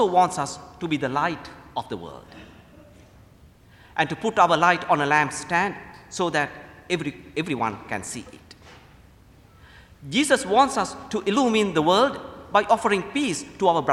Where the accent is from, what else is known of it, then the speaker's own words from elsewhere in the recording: Sri Lanka; moved away as an adult; also born or lived in Indiana, United States / Lexington, Kentucky, United States; now in United States; I'm originally from Sri Lanka. I came to the United States to attend St. Mildred Seminary in Indiana